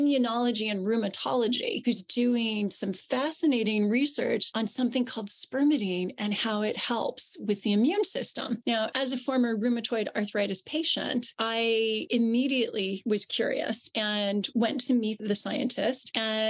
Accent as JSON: {"language": "English", "region": "Southern California", "country": "United States", "moved": "yes", "lives_now": "United Kingdom", "said": "As you can probably tell from my accent, I'm from the US. I'm originally from Southern California."}